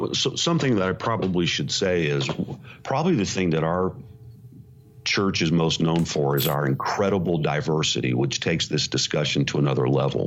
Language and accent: English; Indiana, United States; moved away as an adult; also born or lived in suburb of New York City; now in New York City suburb, United States; I'm from Indiana, so I am an unlikely guy to be leading a successful congregation in a suburb of New York City